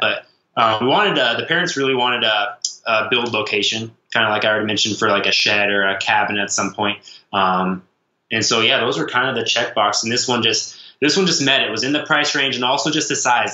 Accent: Nebraska, United States; we grew up in Nebraska

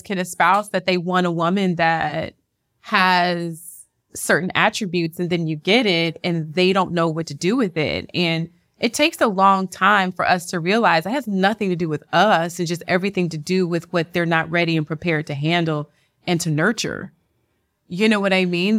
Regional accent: Houston, Texas, United States; moved away; also born or lived in Lake Charles, Louisiana; I'm from the South, I'm from, uh, Louisiana, raised in Houston, Texas.

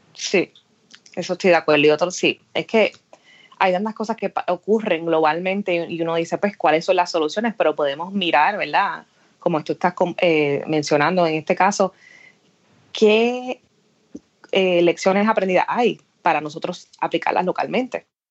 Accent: Aguadilla, Puerto Rico; moved away as an adult; now in Washington, D.C., United States; nací eh, y me crié en Aguadilla

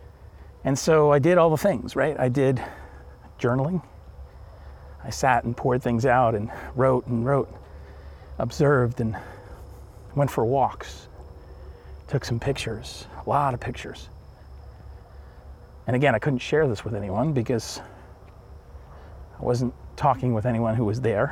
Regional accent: Northeast, United States; I'm from the Northeast and the pace of life is crazy here

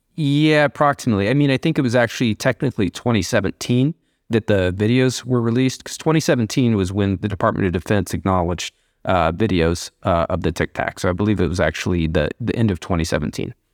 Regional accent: Columbia, Missouri, United States; when we were kids growing up in Missouri and grew up in Columbia, Missouri

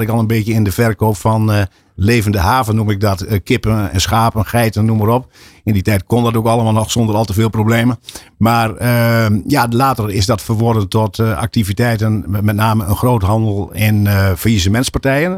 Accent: Assen, Drenthe, Netherlands; we komen ook uit Assen wonen in Assen

